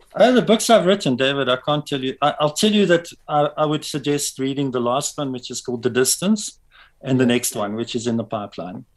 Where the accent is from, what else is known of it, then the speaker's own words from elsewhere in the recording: Pretoria, Gauteng, South Africa; also born or lived in Springs, East Rand; actually b- born and raised in Pretoria.